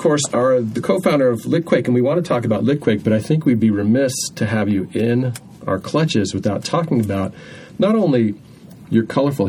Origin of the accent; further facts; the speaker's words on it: near Scranton, Pennsylvania, United States; moved away; also born or lived in Seattle; I'd actually did the same thing, only it was Scranton, Pennsylvania that we'd go into.